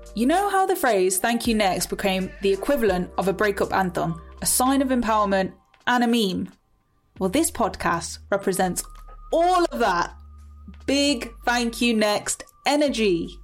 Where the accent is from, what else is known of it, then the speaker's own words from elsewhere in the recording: Coventry, West Midlands, United Kingdom; I'm from Coventry.